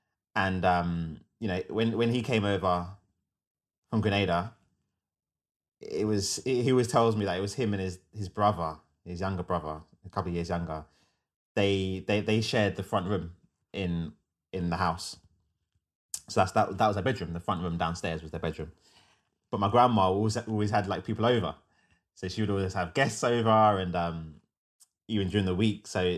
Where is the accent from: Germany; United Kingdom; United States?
United Kingdom; Wembley, London; And my dad's family came to Wembley where I grew up in West London.